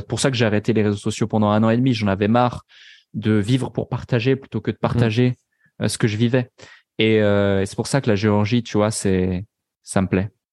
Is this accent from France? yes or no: no; Switzerland; now in Dubai, United Arab Emirates; je suis pas français. Euh, donc euh, je suis suisse